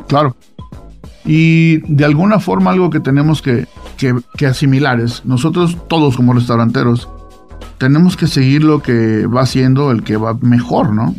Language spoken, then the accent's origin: Spanish; Veracruz, Mexico; now in Utah, United States; yo soy de Veracruz